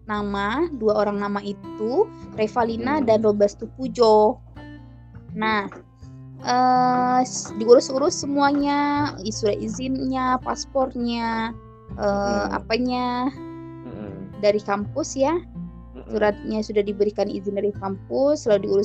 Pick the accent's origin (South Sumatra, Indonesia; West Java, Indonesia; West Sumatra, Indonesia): West Sumatra, Indonesia; Padang; saya berasal dari Padang Sumatera Barat